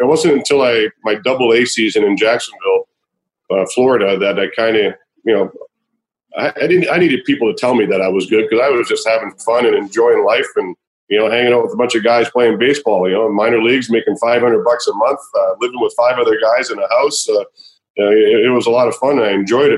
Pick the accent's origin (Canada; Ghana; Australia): Canada; I am Canadian